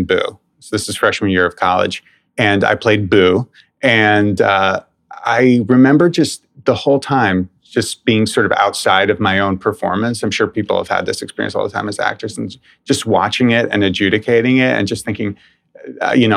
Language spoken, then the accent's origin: English; New York City, New York, United States; I grew up in New York City, went to school here